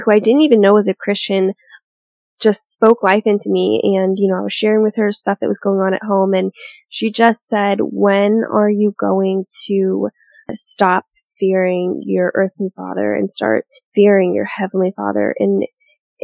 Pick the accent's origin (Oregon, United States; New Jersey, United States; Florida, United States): Oregon, United States; Portland; now in Arizona, United States; I am from Portland, Oregon, but I've spent half my life here in Arizona now, and so I call Arizona home